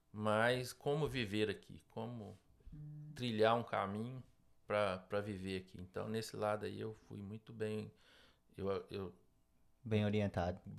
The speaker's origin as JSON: {"language": "Portuguese", "town": "Bom Jesus do Galho", "region": "Minas Gerais", "country": "Brazil", "also_born_or_lived": "Ipatinga", "said": "pequena cidade de Minas Gerais. Cresci e morei uma época em Ipatinga, depois dos meus 14 anos."}